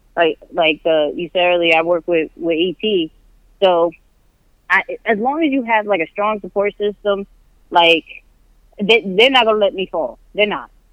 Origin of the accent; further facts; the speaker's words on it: New York, United States; moved away as an adult; I was born and raised in New York